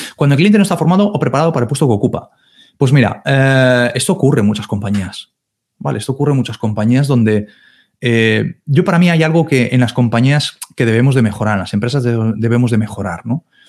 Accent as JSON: {"language": "Spanish", "region": "Galicia", "country": "Spain", "said": "yo soy de Galicia"}